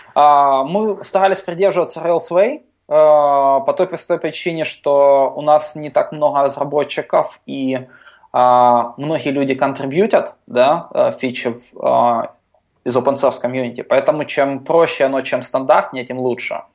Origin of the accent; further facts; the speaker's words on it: Ukraine; я из Украины